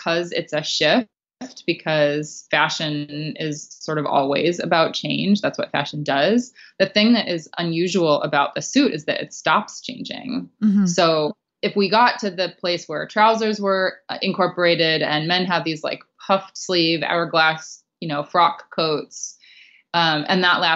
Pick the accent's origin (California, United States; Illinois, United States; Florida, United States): California, United States; I grew up in California and no one wears suits in California